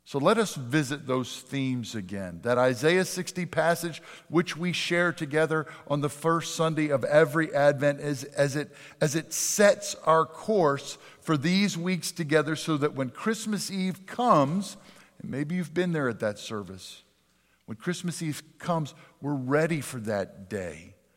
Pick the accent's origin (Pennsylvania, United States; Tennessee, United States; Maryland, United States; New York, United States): Pennsylvania, United States; moved away; my hometown of Pennsylvania